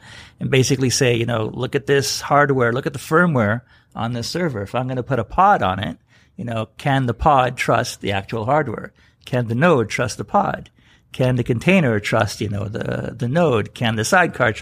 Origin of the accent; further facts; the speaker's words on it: Canada; I grew up in Canada